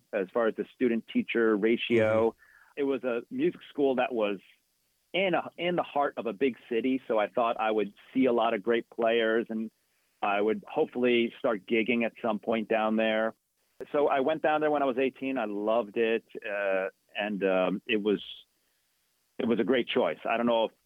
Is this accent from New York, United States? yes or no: no; New Jersey, United States; I grew up, born and raised in New Jersey